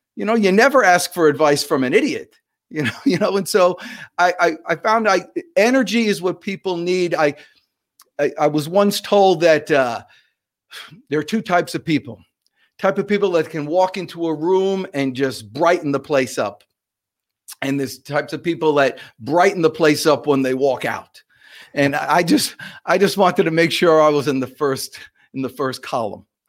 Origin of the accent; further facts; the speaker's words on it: New Jersey, United States; I'm from New Jersey